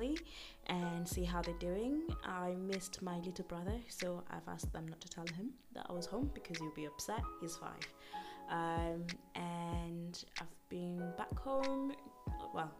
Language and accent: English; United Kingdom; accent: British; in the UK, we say